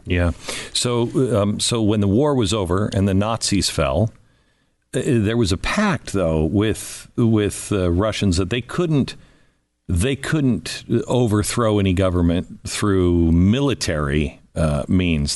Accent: United States; I was born in 64 and uh, born in America

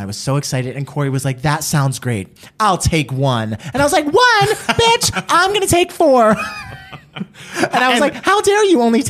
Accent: Trenton, New Jersey, United States; now in Los Angeles, United States; And I am from Trenton, New Jersey.

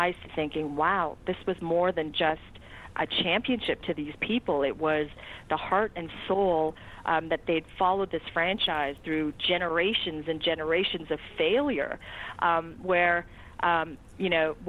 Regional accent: Toronto, Ontario, Canada; also born or lived in Boston; having been a Boston transplant for 4.5 years and having watched the 92-93 World Series teams in my hometown of Toronto, and not growing up in New England

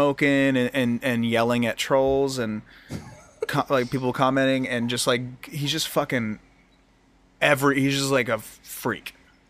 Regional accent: Pickerington, Ohio, United States; moved away; my hometown of Pickerington.

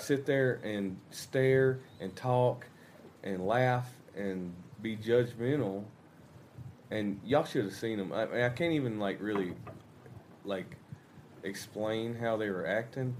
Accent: Georgia, United States; moved away as an adult; now in Arkansas, United States; I grew up in Georgia, and me and my wife we live in Arkansas now

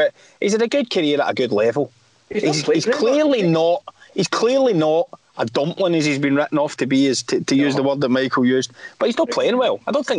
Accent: Scotland, United Kingdom; We're from Scotland

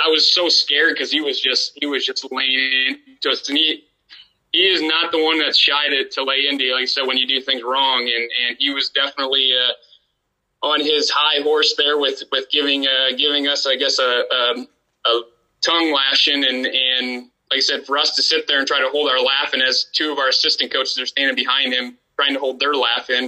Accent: Dubuque, Iowa, United States; born or raised there; moved away as an adult; also born or lived in Waverly, Iowa (Wartburg)

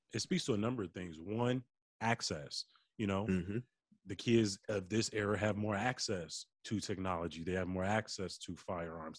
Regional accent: Chicago, Illinois, United States; growing up on the South Side, my relationship with my grandmother

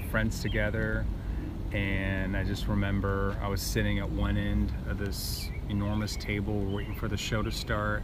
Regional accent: Portland, Oregon, United States; also born or lived in Ukraine; lived in America since about 7 or 8 years old. Grew up in Portland, Oregon, most of my adult life

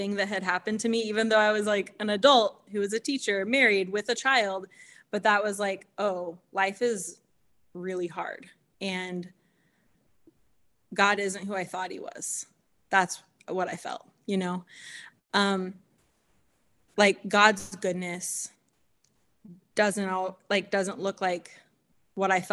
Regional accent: Kansas City, United States; I grew up in Kansas City

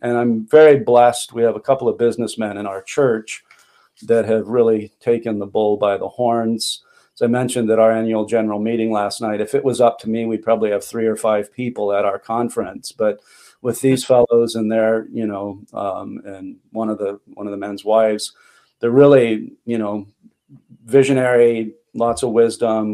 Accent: Long Beach, California, United States; moved away as an adult; also born or lived in Palmdale, California; now in Chilliwack, Canada; I was brought up in Long Beach, California

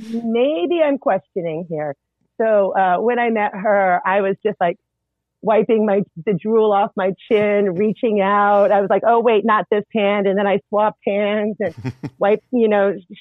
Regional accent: East Texas, United States; also born or lived in Corpus Christi, Texas; I spent a fair amount of time in East Texas

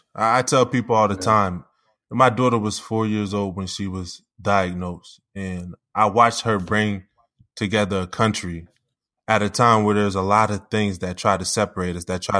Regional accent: Wilmington, Delaware, United States; when I was growing up in Wilmington, Delaware

